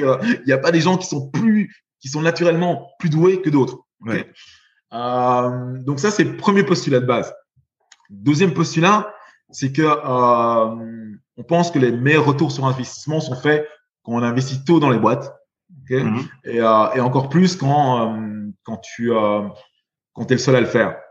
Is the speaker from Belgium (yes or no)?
yes; Belgium; j'ai été élevé, j'ai grandi en Belgique